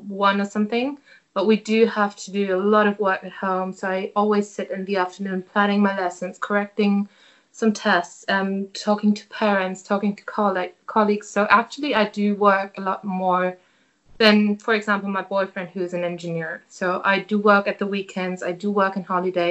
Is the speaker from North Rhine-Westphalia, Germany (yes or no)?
no; Hanover, Lower Saxony, Germany; English is a second language; I'm from Hanover.